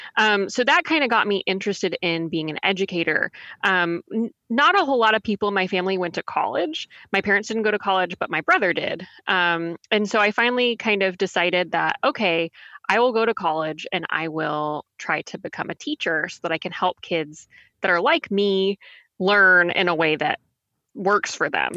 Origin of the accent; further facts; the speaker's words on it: Texas, United States; moved away as an adult; now in Raleigh, United States; I'm originally from Texas